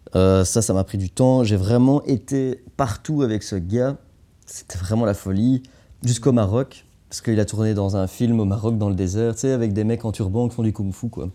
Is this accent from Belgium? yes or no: yes; Anderlecht, Brussels-Capital Region, Belgium; je viens d'Anderlecht